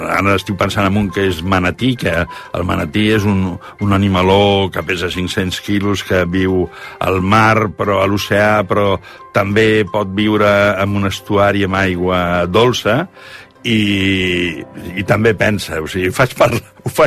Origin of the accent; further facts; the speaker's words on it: Catalonia, Spain; ara vaig per les vinyes de, de la meva comarca de Barberà de la Conca